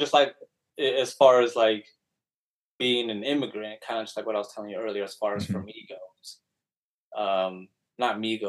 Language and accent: English; United States; also born or lived in Mexico; since I grew up here in the States, that's kind of like all I know.